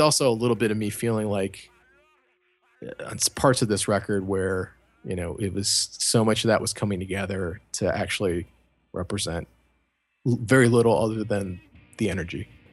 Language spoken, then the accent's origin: English; Cleveland, Ohio, United States; I'm from Cleveland.